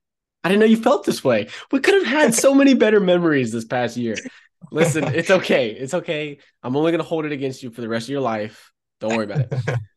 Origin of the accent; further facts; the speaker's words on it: Virginia, United States; born there; I'm from Virginia, born, not raised.